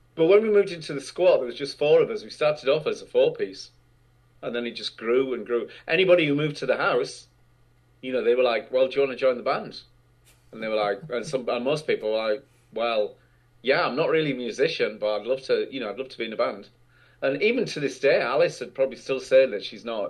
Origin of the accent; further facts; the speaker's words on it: North East England, United Kingdom; I grew up in the northeast of England in a really small industrial town